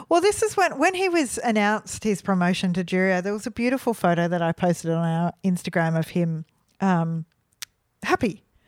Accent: Melbourne, Victoria, Australia; we're from Melbourne.

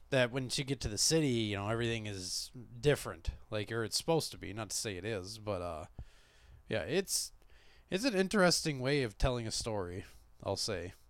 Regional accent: Minnesota, United States; we're from Minnesota

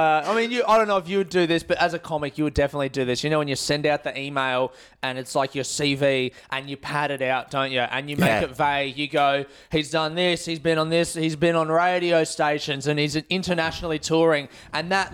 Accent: Adelaide, South Australia, Australia; when I was 15 growing up in Adelaide

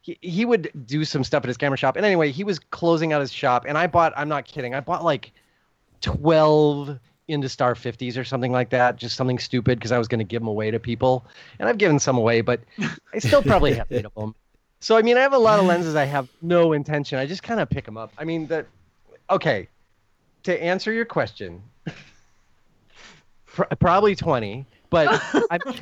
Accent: United States; I'm an American

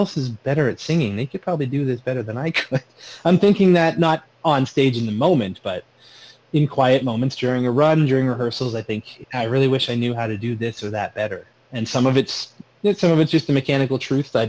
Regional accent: Sarnia, Ontario, Canada; I said, Sarnia

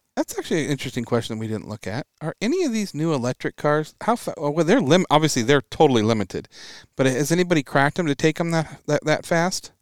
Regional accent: Washington, United States; growing up in Washington State

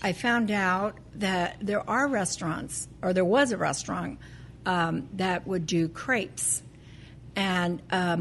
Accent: Los Angeles, California, United States; We're Californians. I grew up in East L.A.

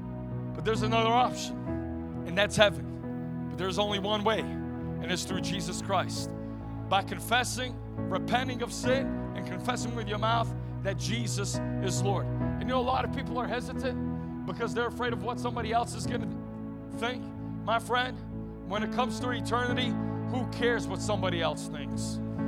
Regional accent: North York, Ontario, Canada; I grew up in North York, Ontario, right outside of Toronto.

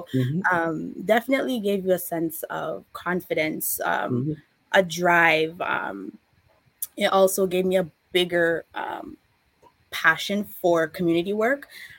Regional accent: Canada; born there; Well, ever since I was little, I always said I'm Jamaican, but I was just born in Canada.

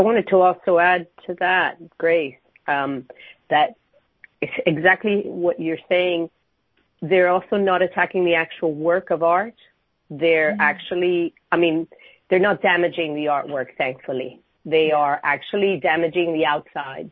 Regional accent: Miami, Florida, United States; moved away as an adult; now in London, United Kingdom; I'm from Miami, but I've been in London

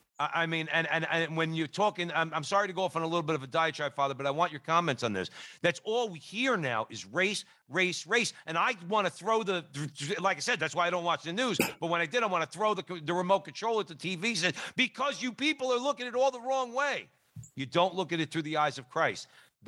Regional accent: Newark, New Jersey, United States; I grew up in Newark, New Jersey.

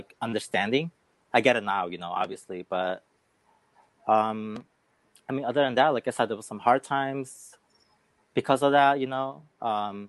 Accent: Chicago, Illinois, United States; I was born and raised here in Chicago. So I am a Chicagoan

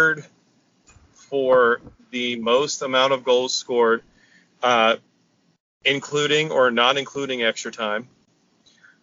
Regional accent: United States; an American

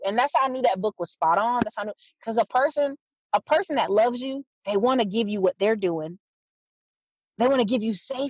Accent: Fayetteville, North Carolina, United States; also born or lived in Alaska; I tell people I'm from Fayetteville, even though I'm a military kid, I live in Alaska, live other places. I say Fayetteville, North Carolina

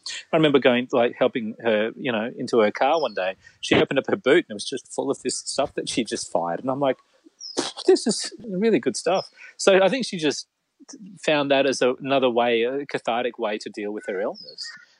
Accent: Belair, South Australia, Australia; now in Brisbane, Australia; I loved growing up in Bel Air. I have nothing but fond memories of Bel Air.

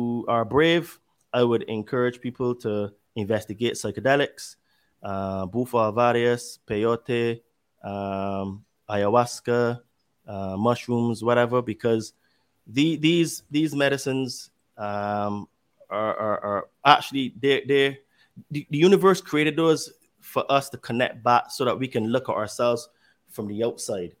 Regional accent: United Kingdom; I'm British

